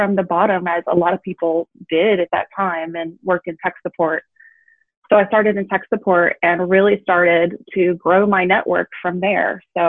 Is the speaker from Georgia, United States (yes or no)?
yes; LaGrange, Georgia, United States; moved away as an adult; also born or lived in Auburn, Alabama; So I grew up in a small town in Georgia